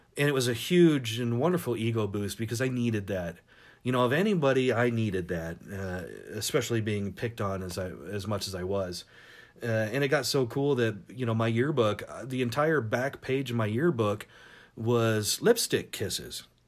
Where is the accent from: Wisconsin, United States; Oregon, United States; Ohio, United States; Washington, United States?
Washington, United States; Tacoma; also born or lived in Seattle / San Diego; growing up in Seattle and Tacoma in the nineties